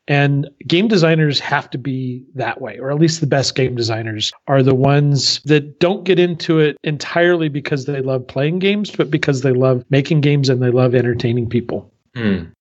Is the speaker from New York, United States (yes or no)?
no; Southern California, United States; moved away as an adult; also born or lived in Paris; now in Berlin, Germany; I grew up in Southern California